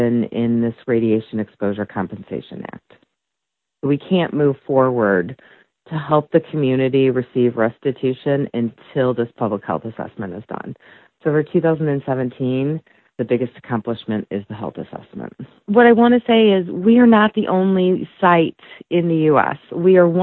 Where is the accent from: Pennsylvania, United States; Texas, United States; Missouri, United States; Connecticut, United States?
Missouri, United States; St. Louis; now in Detroit, United States; I grew up in the St. Louis area